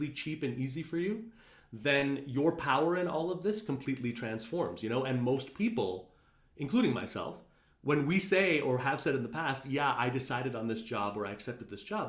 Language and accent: English; Montreal, Quebec, Canada; now in New York, United States; I grew up in Montreal, pretty conservative Indian family.